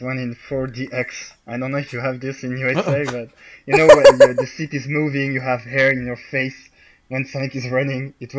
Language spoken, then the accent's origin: English; France; English is a second language; from France. So yeah, English is not my primary language